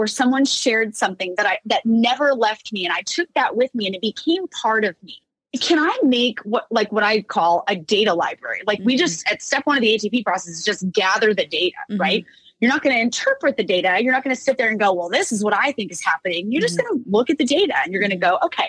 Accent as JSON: {"language": "English", "town": "Orange", "region": "California", "country": "United States", "tie": "born or raised there", "said": "my hometown, Orange, California"}